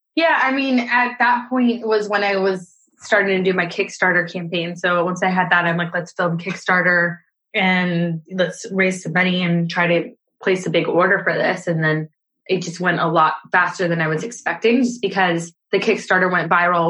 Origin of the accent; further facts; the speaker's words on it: Scotland, United Kingdom; now in California, United States; I live in California um, and I moved here from Scotland.